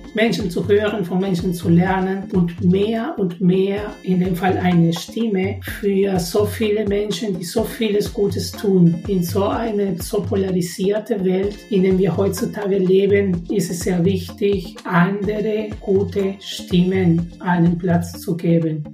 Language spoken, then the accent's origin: German; Peru; moved away as an adult; now in Karlsruhe, Germany; Ich bin in Peru geboren und dort meine ersten 20 Jahre gelebt und die letzten 20 in Deutschland